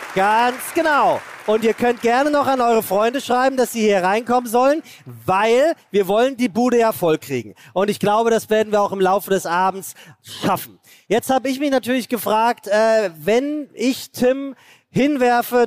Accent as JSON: {"language": "German", "region": "Hesse", "country": "Germany", "said": "Ich bin Hesse"}